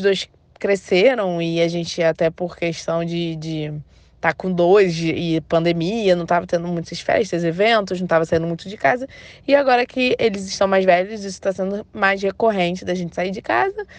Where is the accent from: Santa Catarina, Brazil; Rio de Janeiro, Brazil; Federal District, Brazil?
Rio de Janeiro, Brazil; tenho 32 anos, sou do Rio